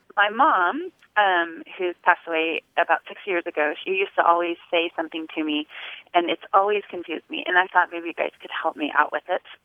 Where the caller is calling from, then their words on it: Gardnerville, Nevada, United States; I'm calling from Gardnerville, Nevada